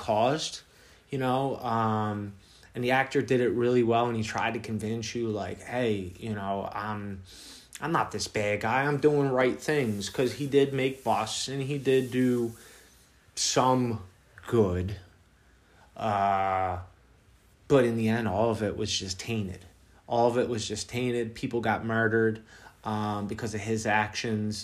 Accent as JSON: {"language": "English", "town": "Philadelphia", "region": "Pennsylvania", "country": "United States", "tie": "born or raised there", "said": "growing up in Philly, not far from, you know, from Baltimore"}